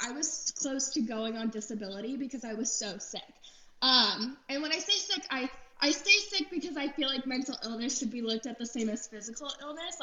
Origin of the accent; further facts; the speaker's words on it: Florida, United States; also born or lived in Los Angeles; now in Nashville, United States; I grew up in Florida for the most part